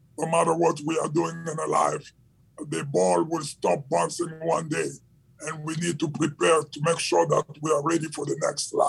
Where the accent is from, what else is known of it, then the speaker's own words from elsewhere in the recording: Kinshasa, DR Congo; I grew up in Democratic Republic of Congo in the capital city of Kinshasa